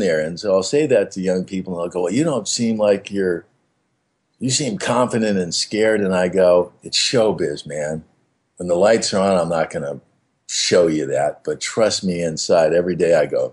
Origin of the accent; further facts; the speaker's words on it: Beverly Hills, California, United States; I grew up in Beverly Hills, but I wasn't a rich kid